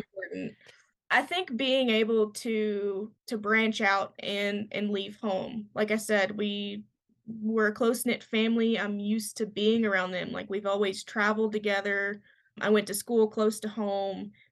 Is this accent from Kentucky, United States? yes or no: yes; Kentucky, United States; moved away as an adult; now in Montana, United States; I'm from Kentucky